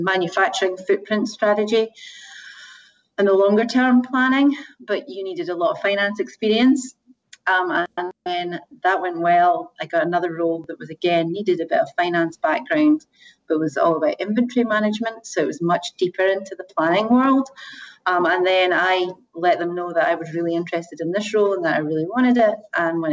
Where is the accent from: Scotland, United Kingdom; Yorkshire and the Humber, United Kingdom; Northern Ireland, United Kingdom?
Scotland, United Kingdom; moved away as an adult; also born or lived in Asia; originally from Scotland